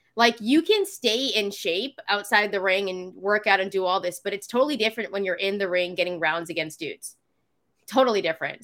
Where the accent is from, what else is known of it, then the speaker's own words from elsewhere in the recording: Canada; my family's from Fiji, so they're Fijian. Um, but I am from Canada